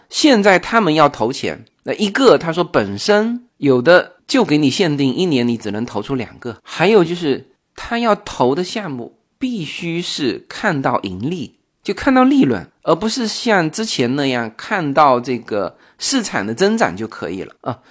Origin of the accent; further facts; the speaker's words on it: China; now in Los Angeles, United States; 我们中国人